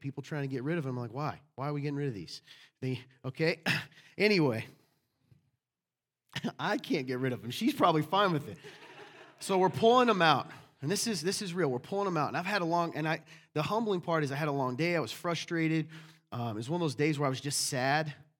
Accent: the South, United States; I was raised in the South

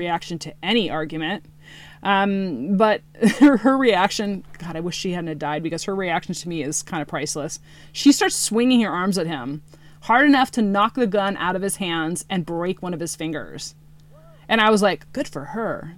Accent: Green River Killer territory, Washington, United States; I grew up in Green River Killer territory.

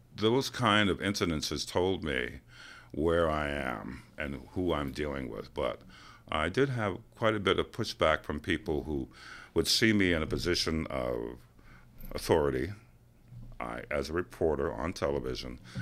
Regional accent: New York City, New York, United States; I'm from New York City

